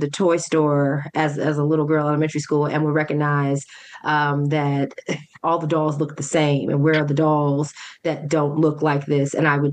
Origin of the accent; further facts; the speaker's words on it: Montgomery County, Maryland, United States; also born or lived in New York; I'm very much a DMV person. I'm from Montgomery County. I still live in Montgomery County.